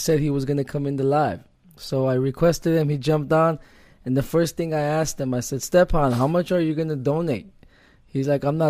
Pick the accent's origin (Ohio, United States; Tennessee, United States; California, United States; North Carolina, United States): California, United States; Glendale; Born and raised in Glendale.